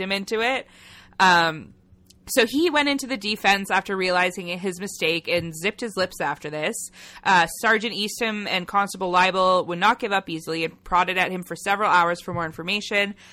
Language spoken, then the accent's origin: English; Canada; accent: Canadian; We're Canadian